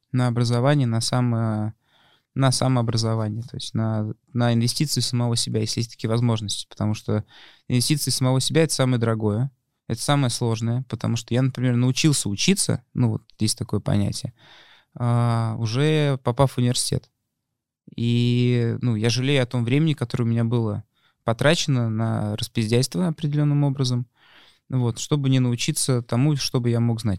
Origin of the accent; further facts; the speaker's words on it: Moscow, Russia; мы, молодые ребята из Москвы